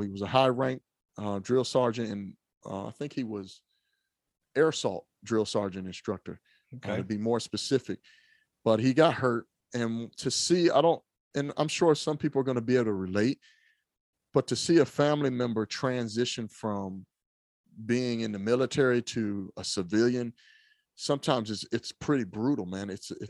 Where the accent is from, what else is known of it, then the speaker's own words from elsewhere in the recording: Trenton, New Jersey, United States; born there; So I was born in Trenton, New Jersey, Fieldsboro, Bordentown, Williamsburg in New Jersey.